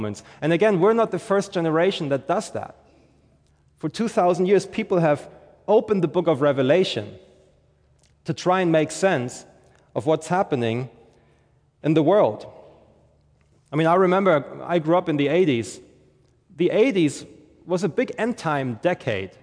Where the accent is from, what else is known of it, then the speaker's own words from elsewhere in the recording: Germany; moved away as an adult; now in St. Johns County, Florida, United States; I'm originally from Germany, and we moved here 2 years ago